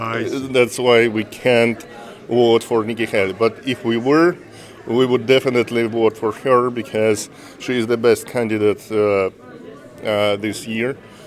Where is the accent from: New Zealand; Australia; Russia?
Russia; now in Lee, United States; I am from Russia.